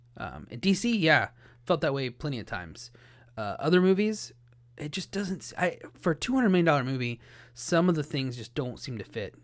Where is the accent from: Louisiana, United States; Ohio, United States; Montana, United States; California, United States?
Ohio, United States; born or raised there